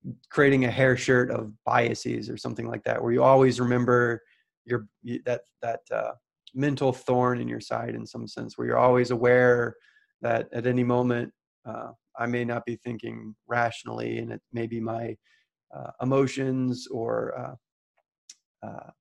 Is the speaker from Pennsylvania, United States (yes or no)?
no; St. Louis, Missouri, United States; I grew up in St. Louis, Missouri